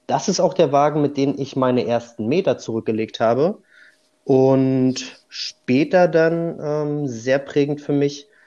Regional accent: Rügen, Mecklenburg-Vorpommern, Germany; Ich bin, wie du schon sagtest, ein Vollblut-Insulaner. Ich komme von der schönen Insel Rügen.

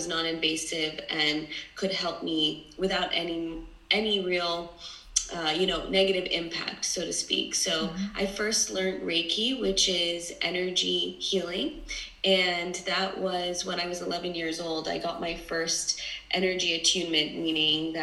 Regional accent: New York City, New York, United States; also born or lived in Los Angeles / London; I was born and raised in New York City, but now I currently live between LA, New York, and London

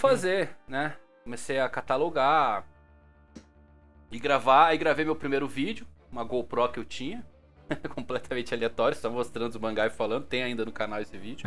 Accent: São Bernardo do Campo, São Paulo, Brazil; sou de São Bernardo do Campo, São Paulo

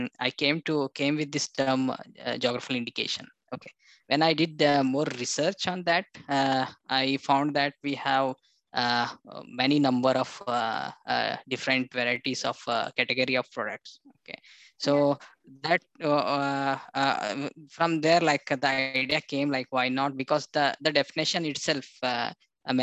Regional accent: Bidar, Karnataka, India; I born and brought up in Bidar. It's one of the small city

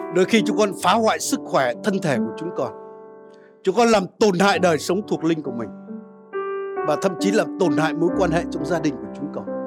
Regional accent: Vietnam; dân Việt Nam chúng ta

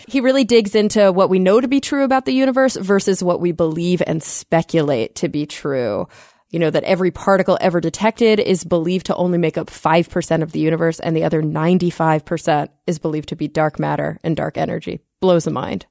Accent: Plano, Texas, United States; That's my hometown

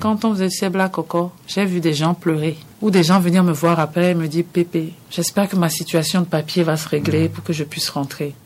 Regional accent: Lomé, Maritime, Togo; moved away; also born or lived in Benin; À Lomé, dans mon quartier à Kodjoviakopé

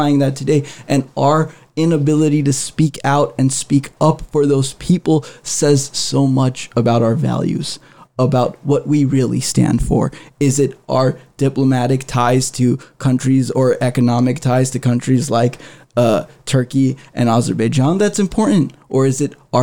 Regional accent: United States; as Armenian American citizens

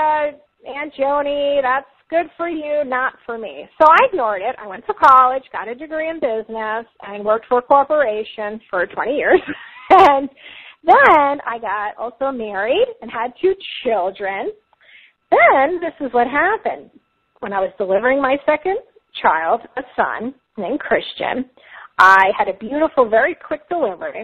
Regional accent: Long Island, New York, United States; now in Florida, United States; I'm from New York, Long Island originally, if you can't already hear my accent

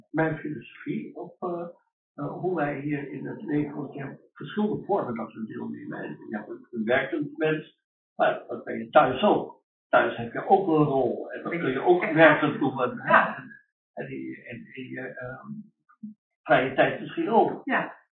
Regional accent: Rijswijk, South Holland, Netherlands; also born or lived in Suriname; ik kom uit Rijswijk van Den Haag, maar ben natuurlijk niet, niet geboren. Wel groot.

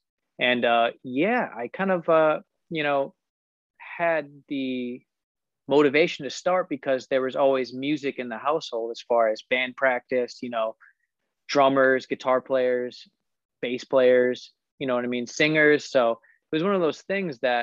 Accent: Illinois, United States; I was born in Illinois. So I'm still based in Illinois.

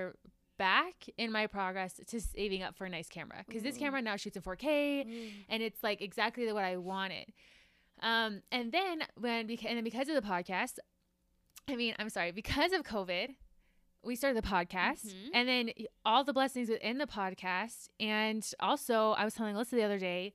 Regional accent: Georgia, United States; moved away; we grew up together in Georgia, same ward

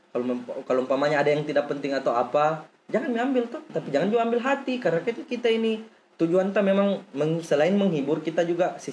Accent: Kolaka, Southeast Sulawesi, Indonesia; tapi saya putra Mekongga saya lahir di Kolaka pak 23 tahun saya lahir tinggal di Kolaka

